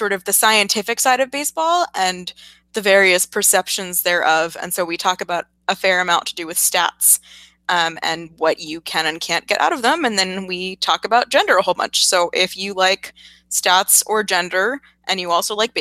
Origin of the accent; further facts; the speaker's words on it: Massachusetts, United States; I'm from Massachusetts